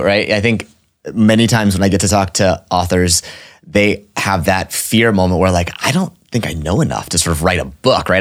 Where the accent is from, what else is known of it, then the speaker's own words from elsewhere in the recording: Orange, Texas, United States; I was born in Orange, Texas